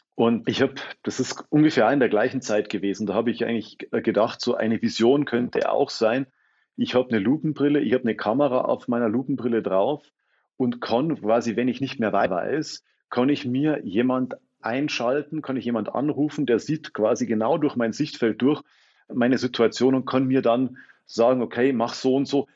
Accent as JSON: {"language": "German", "town": "Freising", "region": "Bavaria", "country": "Germany", "tie": "born or raised there", "also_born_or_lived": "Munich / Potsdam", "accent": "Bavarian", "moved": "as an adult", "lives_now": "Berlin, Germany", "said": "ich bin gebürtiger Freisinger, also eigentlich mehr oder weniger Großraum München"}